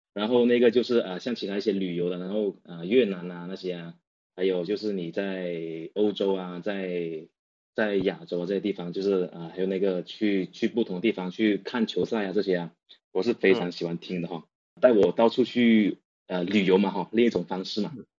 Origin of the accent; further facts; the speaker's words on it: Guangdong, China; 对，我是南方的，我是广东的。